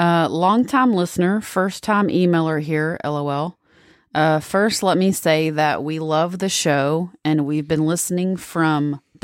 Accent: Georgia, United States; I'm from the South, so thank Georgia Bible Belt.

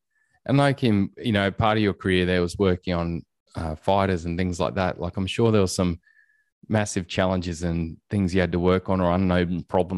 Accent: Elimbah, Queensland, Australia; I can relate to that, mate, growing up in Elimba where I grew up.

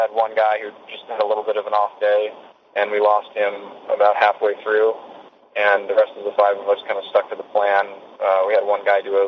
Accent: United States; for me as an American

